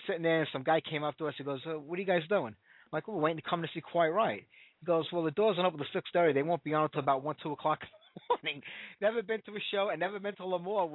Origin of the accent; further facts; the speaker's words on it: New York City, New York, United States; I grew up in Bensonhurst in Brooklyn